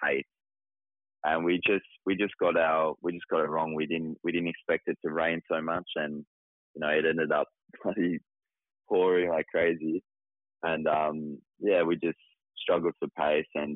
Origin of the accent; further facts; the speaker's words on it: Tasmania, Australia; I'm from Tasmania, you know, it's raining bloody 24/7, so I'm used to the rain